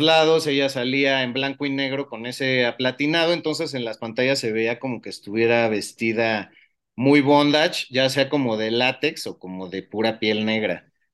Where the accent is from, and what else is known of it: Mexico